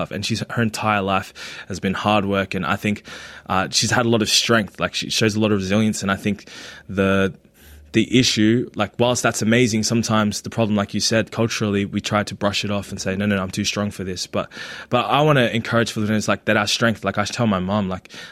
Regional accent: Philippines; now in Australia; embrace more of, of who I am as a Filipino.

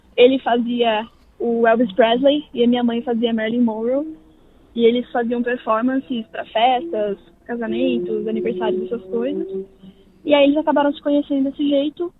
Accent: São Paulo, Brazil; also born or lived in Londrina, Paraná; Eu nasci em Londrina, no Paraná, é, mas eu cresci em São Paulo. Então eu me considero mais paulista do que do que paranaense

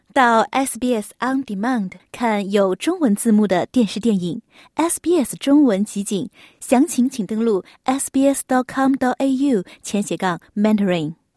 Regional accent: Singapore; now in Australia; 我出生于新加坡

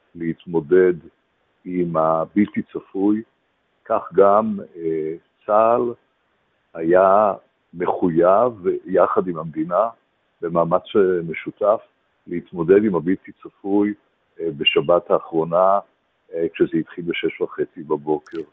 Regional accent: Israel; now in Melbourne, Australia; אנחנו אה, ישראלים שחיים מעבר לים, מלווים את ישראל כחלק מהחברה שלה

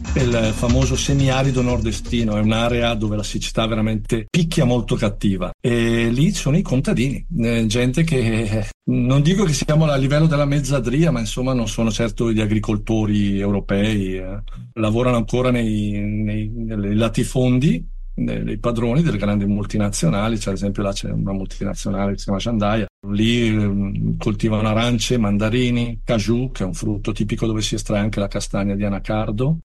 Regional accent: Bergamo, Lombardy, Italy; io che sono bergamasco

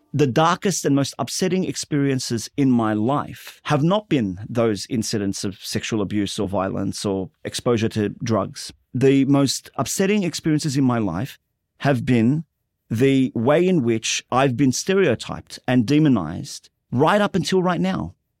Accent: Sydney, New South Wales, Australia; also born or lived in Lakemba, Sydney; I was born in Sydney's Inner West to a first generation Lebanese migrant family

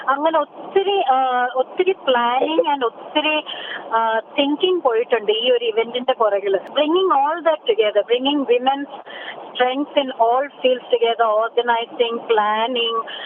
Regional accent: Kerala, India; now in Australia

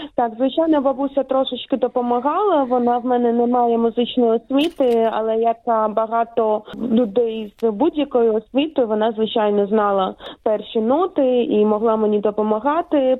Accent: Kherson, Kherson Oblast, Ukraine; also born or lived in Kyiv; Я з України народилася я в Києві, але перші свої кроки зробила в місті Херсон

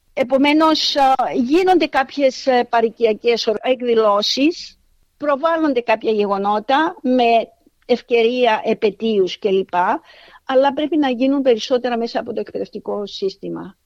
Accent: Cyprus; moved away as an adult; also born or lived in Athens, Greece; now in Australia; κατάγομαι από Κύπρο. Λοιπόν, έζησα τα παιδικά μου χρόνια την εποχή της Αγγλοκρατίας.

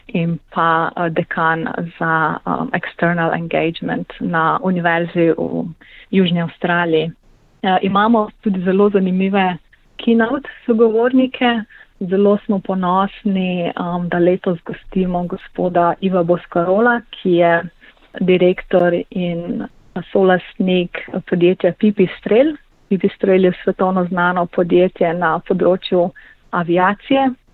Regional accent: Slovenia

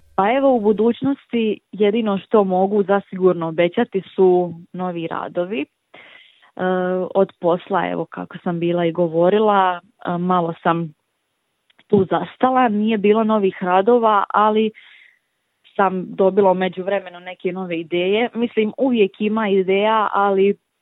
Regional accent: Livno, Federation of Bosnia and Herzegovina, Bosnia & Herzegovina; also born or lived in Split, Croatia; dolazim iz Livna

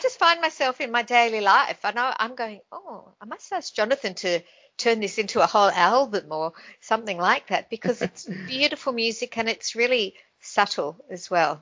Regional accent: Australia; growing up in Australia, so many people come from somewhere else

